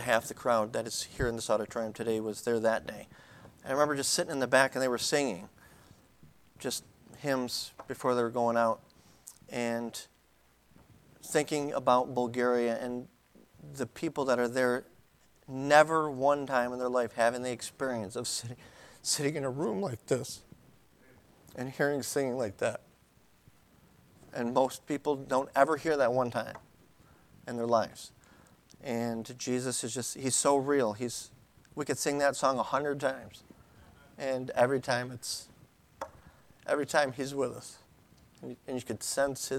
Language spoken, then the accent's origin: English; Buffalo, New York, United States; I'm from Buffalo. We're from Buffalo